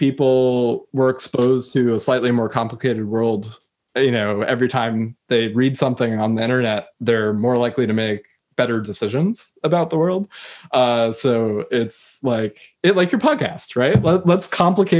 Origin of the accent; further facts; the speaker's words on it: United States; I come from the United States